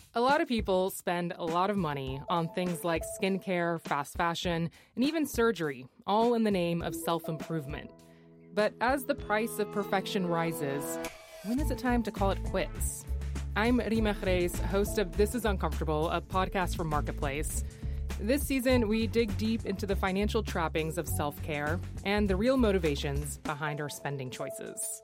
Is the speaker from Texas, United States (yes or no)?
yes; Texas, United States; my home state